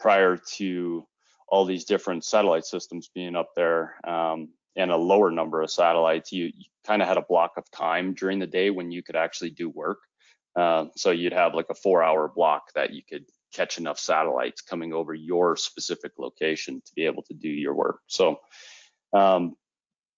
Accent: Canada; I am Canadian

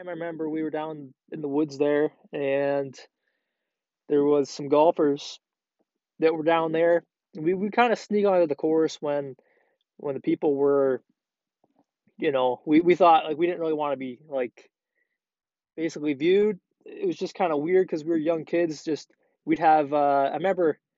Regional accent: Prince Edward Island, Canada; now in Ontario, Canada; PEI, that's where originally we're from. And we lived there for a while. I lived there for about 10 years of my life and really enjoyed it down there when I was younger.

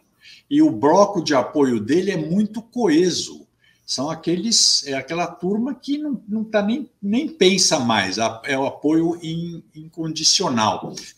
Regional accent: Brazil; todos somos brasileiros

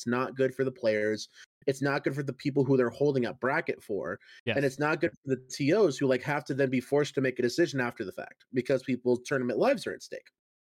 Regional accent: Texas, United States; I'm from the Midwest. I'm also originally from Texas.

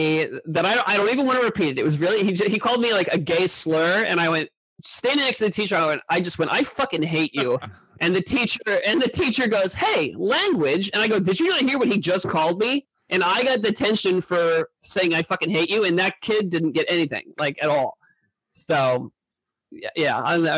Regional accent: Indiana, United States; now in New York, United States; I'm from Indiana

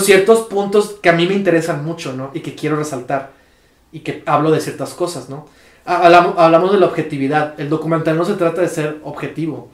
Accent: Mexico; soy mexicano

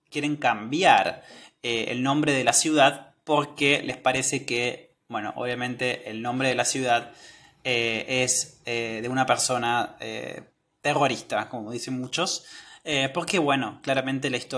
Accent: Patagonia, Argentina; Cuando le digo de dónde soy y les digo que soy de Patagonia, todos conocen esta región.

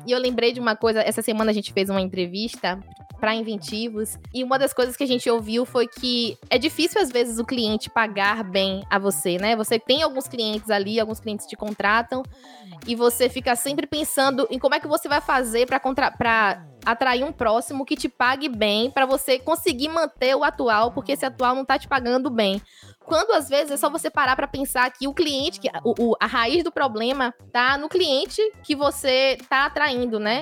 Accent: Feira de Santana, Bahia, Brazil; Sou natural de Feira de Santana, sou baiana

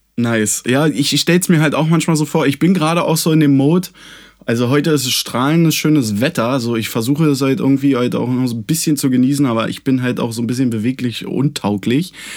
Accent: Germany; wir sind Deutsche

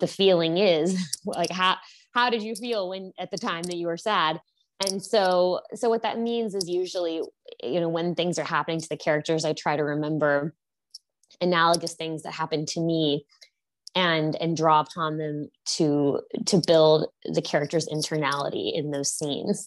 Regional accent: Houston, Texas, United States; moved away as an adult; also born or lived in New York; I grew up in Houston, Texas, and studied English at Princeton

